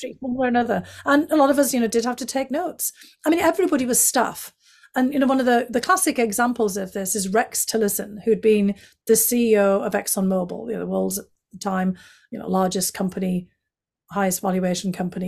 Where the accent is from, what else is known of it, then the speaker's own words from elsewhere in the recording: County Durham, North East England, United Kingdom; accent: County Durham; moved away as an adult; now in United States; I explained it was from County Durham.